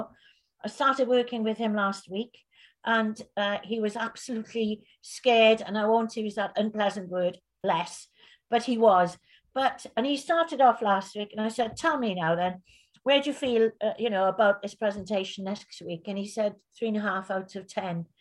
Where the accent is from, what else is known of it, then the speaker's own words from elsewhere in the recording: Fishguard, Wales, United Kingdom; also born or lived in Belgium; I grew up in Fishguard